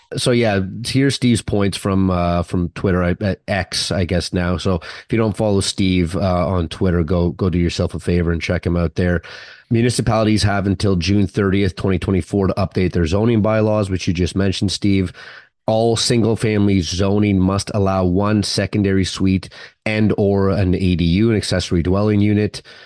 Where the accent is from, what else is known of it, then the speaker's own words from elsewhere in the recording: Vancouver, British Columbia, Canada; Vancouver, my home town